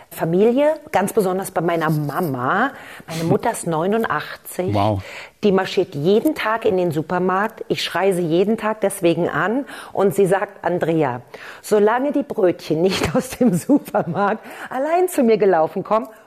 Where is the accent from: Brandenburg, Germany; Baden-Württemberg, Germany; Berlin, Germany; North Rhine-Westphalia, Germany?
Berlin, Germany; Ich bin ja aus der ehemaligen äh, DDR, also ich bin in Ostberlin geboren